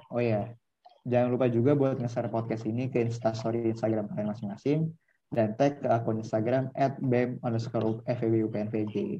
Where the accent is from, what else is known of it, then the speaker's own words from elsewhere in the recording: Jakarta, Indonesia; gue dari Jakarta juga